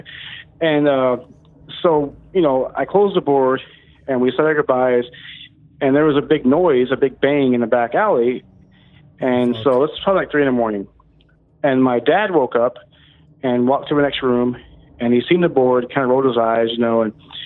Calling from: Texas, United States; Calling from Texas.

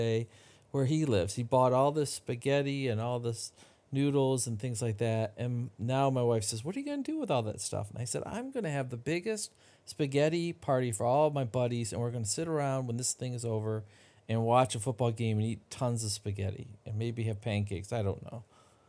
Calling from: Dexter, Michigan, United States; also born or lived in North Carolina; I'm calling in from Dexter, Michigan, which is near Ann Arbor.

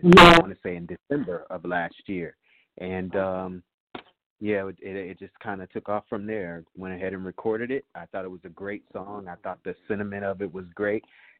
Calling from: Chicago, Illinois, United States; I'm calling from Chicago.

